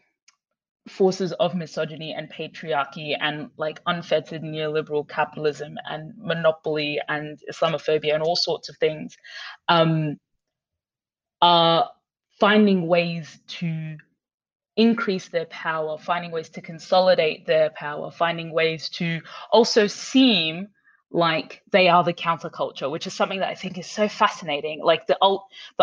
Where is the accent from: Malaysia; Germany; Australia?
Australia; Brisbane, Queensland; moved away; when I was growing up in Brisbane